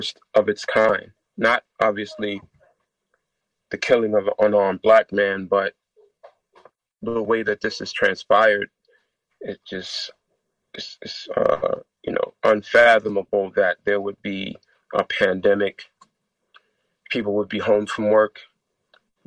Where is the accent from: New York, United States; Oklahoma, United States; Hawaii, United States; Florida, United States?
New York, United States; New York City; growing up in New York City in the hood